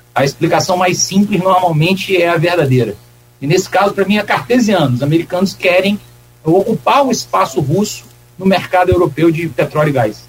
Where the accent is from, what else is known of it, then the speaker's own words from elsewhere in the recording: Campos dos Goytacazes, Rio de Janeiro, Brazil; also born or lived in Minas Gerais; eu nasci em Minas, mas eu morei em Campos a maior parte da vida. Então, pode, pode dizer que eu sou um campista adotado